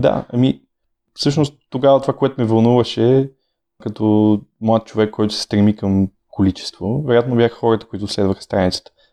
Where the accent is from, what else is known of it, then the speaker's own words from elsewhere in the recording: Sofia, Sofia City, Bulgaria; аз съм роден в София, моите родители също